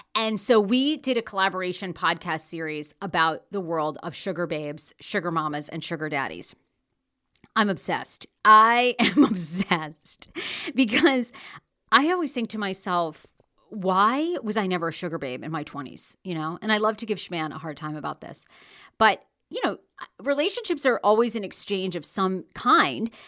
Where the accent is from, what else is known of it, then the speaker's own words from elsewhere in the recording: Maine, United States; moved away; I'm from Maine. Originally grew up, born and raised in Maine